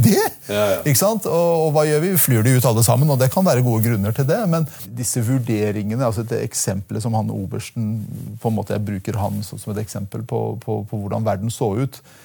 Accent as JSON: {"language": "Norwegian", "region": "Telemark", "country": "Norway", "also_born_or_lived": "Iran", "said": "Jeg er en telemarking på Stortinget"}